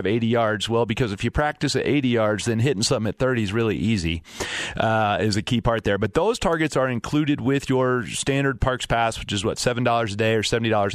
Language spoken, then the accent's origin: English; Fort Collins, Colorado, United States; up north in Fort Collins where I'm from